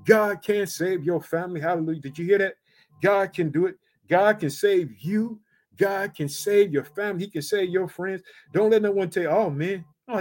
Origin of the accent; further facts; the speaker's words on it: Illinois, United States; also born or lived in Chicago; I reside in the state of Illinois, which is my home state, but I live in the city of Chicago